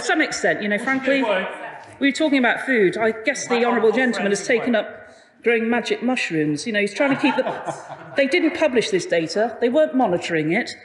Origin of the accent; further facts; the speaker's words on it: Liverpool, North West England, United Kingdom; I grew up in Liverpool, so I'm very conscious of the River Mersey